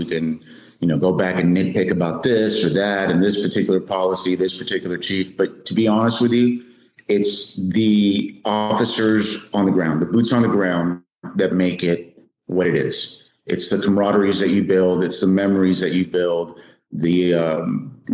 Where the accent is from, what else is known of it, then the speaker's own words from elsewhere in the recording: South Texas, United States; I grew up in South Texas, was there all my life